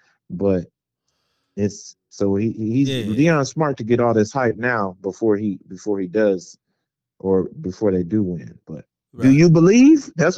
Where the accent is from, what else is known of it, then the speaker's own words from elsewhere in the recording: Cleveland, Ohio, United States; I was in Cleveland, raised in Cleveland